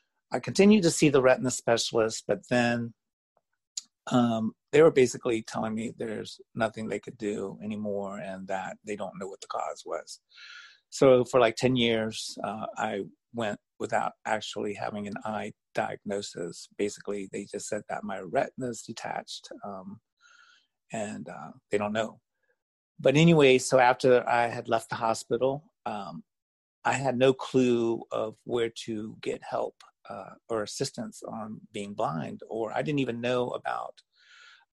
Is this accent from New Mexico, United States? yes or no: no; Virginia, United States; moved away as an adult; also born or lived in Las Vegas; I grew up in Virginia